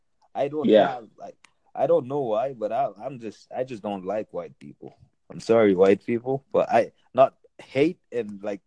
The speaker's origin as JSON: {"language": "English", "country": "Nigeria", "moved": "yes", "said": "since we're coming from Nigeria"}